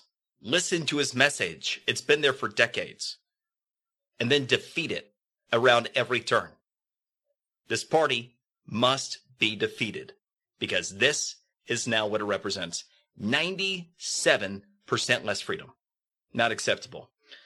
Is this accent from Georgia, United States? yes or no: yes; Georgia, United States; I'm from Georgia.